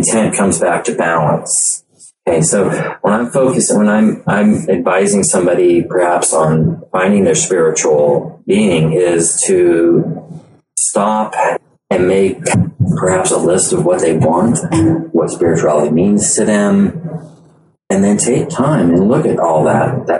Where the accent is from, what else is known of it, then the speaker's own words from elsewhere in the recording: Loomis, California, United States; I grew up here in Loomis